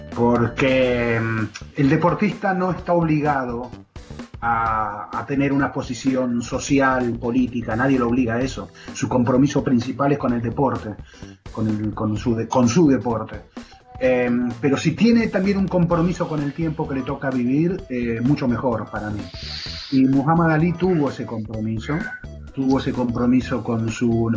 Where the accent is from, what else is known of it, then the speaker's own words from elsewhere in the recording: Argentina; los argentinos decimos mala leche